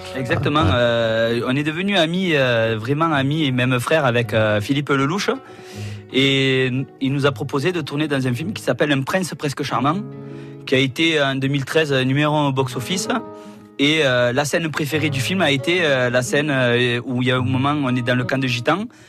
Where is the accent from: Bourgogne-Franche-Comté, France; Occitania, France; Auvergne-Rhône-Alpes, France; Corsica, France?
Occitania, France; Montpellier; also born or lived in Pérols; now in Jonquières-Saint-Vincent, France; Après, je suis venu à Montpellier